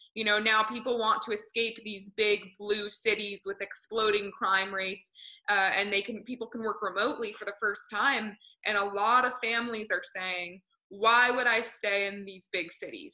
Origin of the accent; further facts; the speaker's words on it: Grantham, New Hampshire, United States; I grew up in New Hampshire, just north of where you are